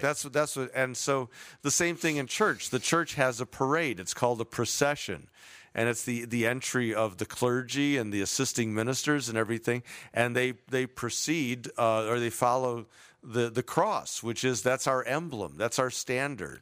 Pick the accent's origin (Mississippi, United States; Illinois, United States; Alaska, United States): Illinois, United States; Chicago; now in Southern California, United States; growing up in Chicago